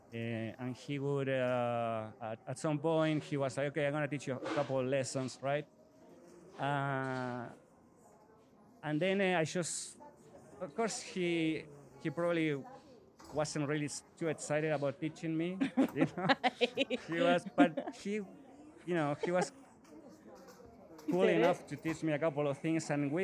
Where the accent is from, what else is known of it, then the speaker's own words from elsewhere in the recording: Buenos Aires, Argentina; now in United States; I am from Argentina, from Buenos Aires